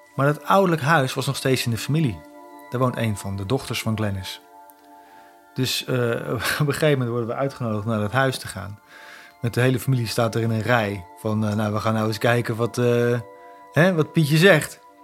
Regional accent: Zutphen, Gelderland, Netherlands; Ik zeg ja, Zutphen.

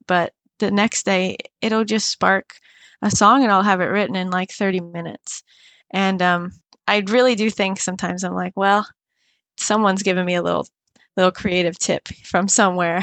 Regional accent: Cape Coral, Florida, United States; went back to my hometown, And I recorded this in Cape Coral, Florida

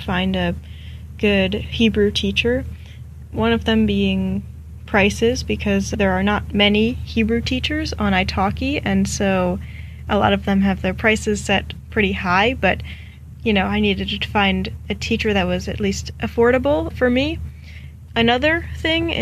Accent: Maryland, United States; I'm from Maryland, which is on the east coast

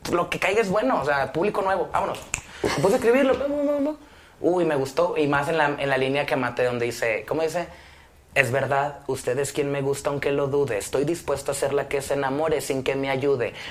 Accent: Mexico; disculpen mi ignorancia, sé que soy mexicano

